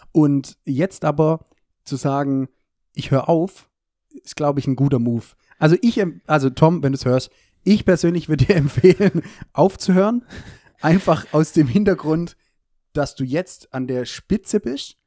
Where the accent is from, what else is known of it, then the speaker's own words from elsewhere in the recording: Germany; wie ich natürlich als, äh, Deutscher bin